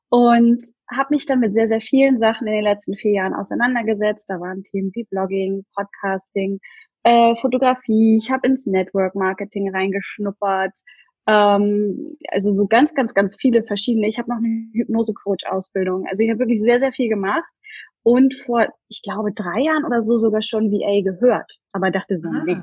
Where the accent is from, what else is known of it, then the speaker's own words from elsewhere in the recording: Hamburg area, Germany; now in Berlin, Germany; und ich komme eigentlich aus der Nähe von Hamburg und bin relativ spontan mit meinem Freund zusammen einfach mal nach Berlin gezogen.